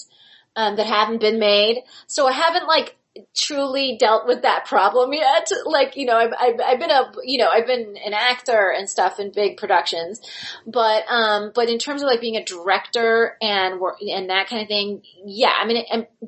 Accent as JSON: {"language": "English", "town": "Palm Springs", "region": "California", "country": "United States", "tie": "born or raised there", "moved": "yes", "said": "I grew up in Palm Springs, California. It's a weird resort town. I was a townie"}